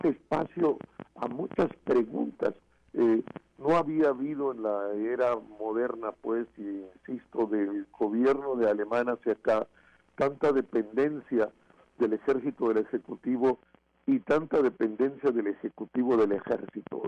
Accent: Mexico; como mexicanas y mexicanos

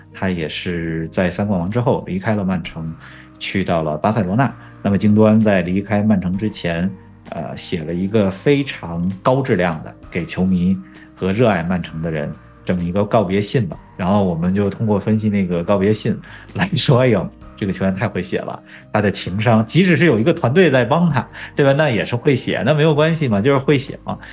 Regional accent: Beijing, China; first language Chinese; moved away; 他在我家乡的球队北京国安踢球

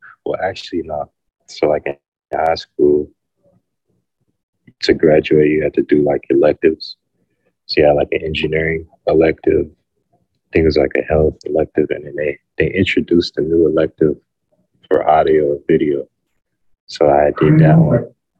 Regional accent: Atlanta, Georgia, United States; Well, growing up, it was like I wasn't really into art. Like a lot of the people in my neighborhood weren't into that type of stuff.

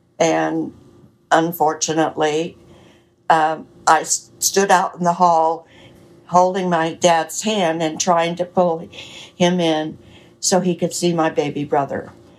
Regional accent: Lubbock, Texas, United States; also born or lived in California; Well, I was born in Lubbock, Texas, and lived there off and on between there and California most of my life

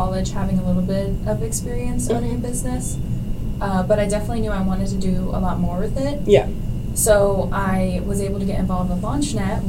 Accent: Bolivar, Ohio, United States; also born or lived in Kent, Ohio; my hometown, which is Bolivar, Ohio, which is just a very small town

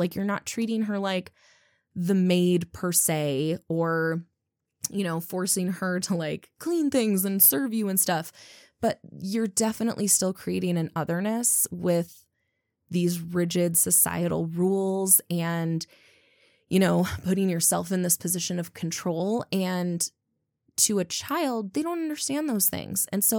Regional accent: Midwest, United States; as, you know, people from the Midwest, as a Midwesterner, where we're constantly talking about niceness

